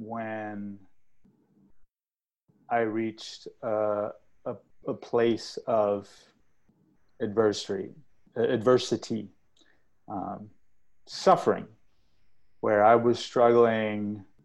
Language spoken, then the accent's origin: English; Australia; also born or lived in India / England, United Kingdom / United States; because I was born in India, but I grew up outside. I grew up in Australia, England, and the U.S.